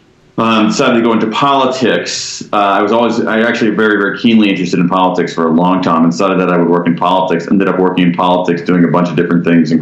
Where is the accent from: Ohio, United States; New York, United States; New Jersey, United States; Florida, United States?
Ohio, United States; Columbus; moved away as an adult; now in Washington, D.C., United States; I grew up in the American Midwest. I grew up in Columbus, Ohio.